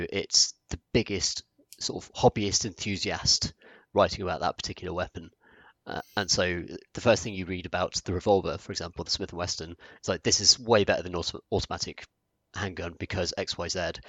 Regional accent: United Kingdom; I think this is interesting, particularly as like a British guy who, in our country, like guns aren't accessible, like they're not a thing, apart from cops and here and there.

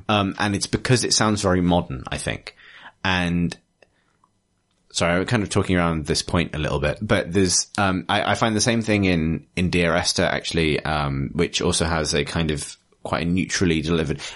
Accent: England, United Kingdom; I'm sensitive to it as an English person

